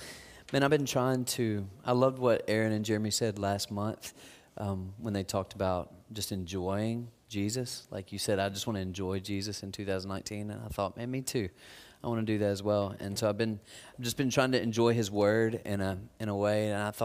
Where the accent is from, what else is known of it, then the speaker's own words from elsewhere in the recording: Tupelo, Mississippi, United States; There was a volunteer couple in my church growing up. I grew up in Tupelo, Mississippi.